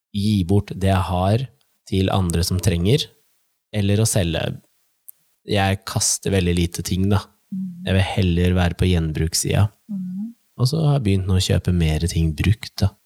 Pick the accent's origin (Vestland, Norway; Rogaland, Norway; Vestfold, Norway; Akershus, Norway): Akershus, Norway; Nittedal; jeg og broren min tok jo bussen fra Nittedal, der vi er fra